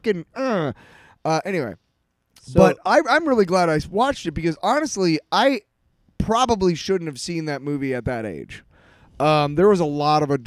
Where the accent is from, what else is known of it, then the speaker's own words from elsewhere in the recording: North Dakota, United States; when I was growing up in North Dakota